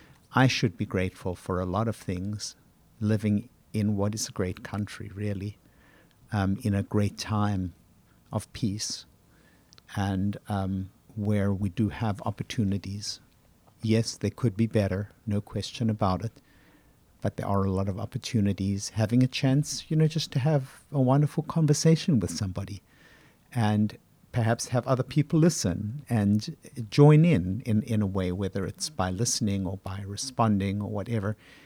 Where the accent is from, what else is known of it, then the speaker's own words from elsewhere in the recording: Johannesburg, Gauteng, South Africa; born there; I was born in 1950 in Johannesburg, and I'd heard about the Holocaust